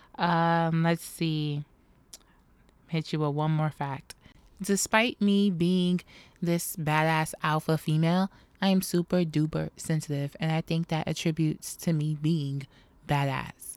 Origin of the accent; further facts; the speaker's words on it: New York City, New York, United States; Born and raised in New York City